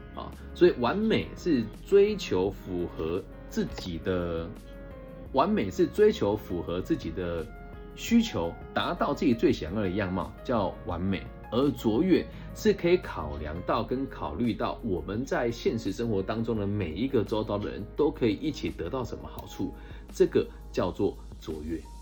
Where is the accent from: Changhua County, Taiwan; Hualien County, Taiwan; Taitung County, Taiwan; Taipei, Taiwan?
Changhua County, Taiwan; moved away as an adult; also born or lived in Taichung; 我小时候是在乡下读书的嘛，西湖高中哦，就彰化一个小小的乡镇